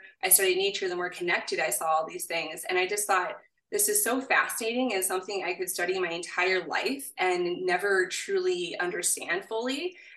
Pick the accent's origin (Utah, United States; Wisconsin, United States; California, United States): Wisconsin, United States; southern; also born or lived in New Mexico / Hillsboro, Wisconsin; I grew up in southern Wisconsin, though, and I was born in New Mexico.